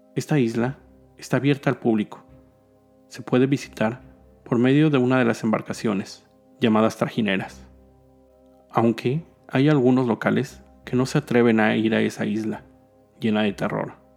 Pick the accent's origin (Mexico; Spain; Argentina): Mexico; Mexico City; mi ciudad natal